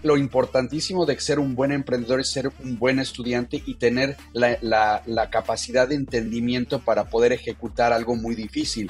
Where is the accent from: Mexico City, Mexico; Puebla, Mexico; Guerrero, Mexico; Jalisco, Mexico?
Mexico City, Mexico; moved away; also born or lived in Tijuana / San Diego; Yo nací, crecí en México, en la Ciudad de México